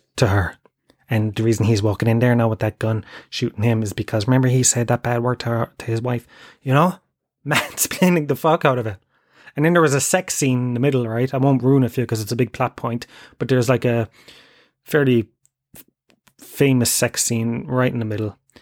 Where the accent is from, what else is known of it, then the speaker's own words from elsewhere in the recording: Tralee, Munster, Ireland; moved away; I come from Tralee